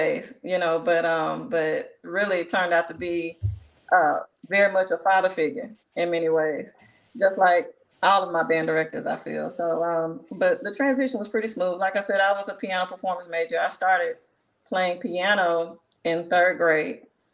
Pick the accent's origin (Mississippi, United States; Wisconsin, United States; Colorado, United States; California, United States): Mississippi, United States; Jackson; I'm from Jackson, born and raised. Went to Callaway High School